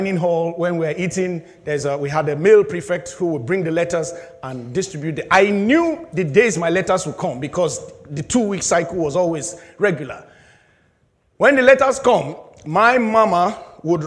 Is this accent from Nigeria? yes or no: yes; Nigeria; moved away as an adult; I was very young in secondary school, back in my home country, Nigeria, I was in boarding house